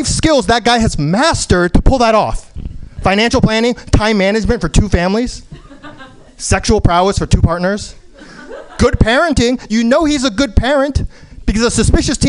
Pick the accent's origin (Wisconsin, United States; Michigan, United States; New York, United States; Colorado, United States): New York, United States; now in San Francisco, United States; I was born in New York